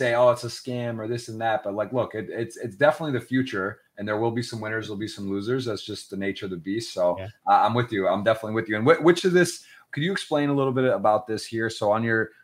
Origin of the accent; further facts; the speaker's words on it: Michigan, United States; I'm from Michigan